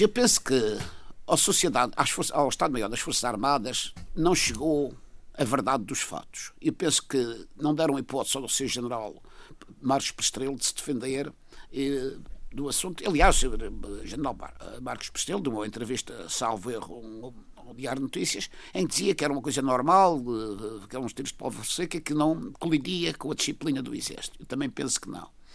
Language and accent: Portuguese; Madeira, Portugal; eu, como madeirense